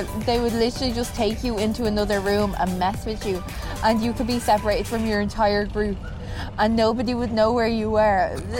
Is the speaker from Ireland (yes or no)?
yes; Ireland; I'm Irish.